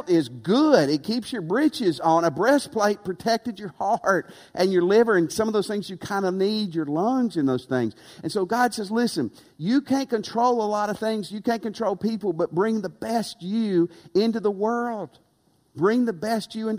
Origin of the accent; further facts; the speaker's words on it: Tennessee, United States; moved away; also born or lived in West Texas / Louisiana; I grew up in Tennessee